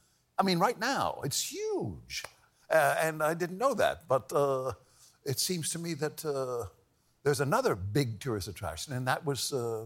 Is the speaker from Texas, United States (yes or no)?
yes; El Paso, Texas, United States; also born or lived in Pittsburgh, Pennsylvania; I was born in Pittsburgh. And I left when I was a little kid, grew up in El Paso.